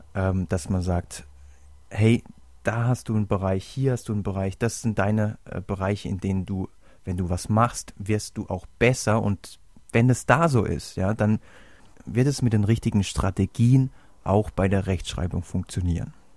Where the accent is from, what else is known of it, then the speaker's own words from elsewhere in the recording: Germany; bei uns in Deutschland